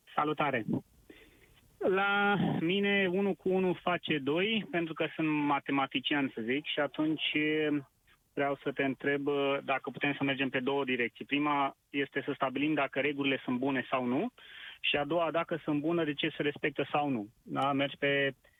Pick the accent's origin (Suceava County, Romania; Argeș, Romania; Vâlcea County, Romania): Argeș, Romania; Pitești; sunt din Pitești